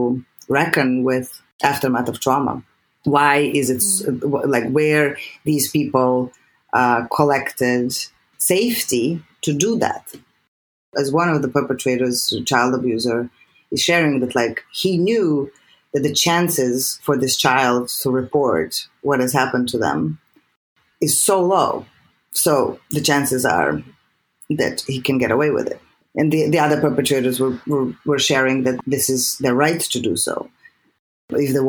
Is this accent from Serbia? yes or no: yes; Serbia; English is a second language; moved away as an adult; I'm from Serbia.